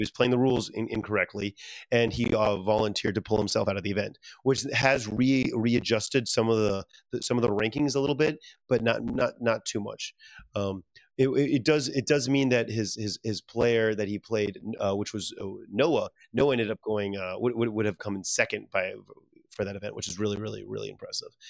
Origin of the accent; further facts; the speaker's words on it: Louisiana, United States; moved away; I'm very proud from Louisiana, my home state